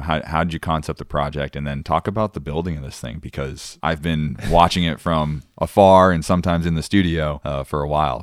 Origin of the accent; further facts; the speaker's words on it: Cape Cod, Massachusetts, United States; growing up in Cape Cod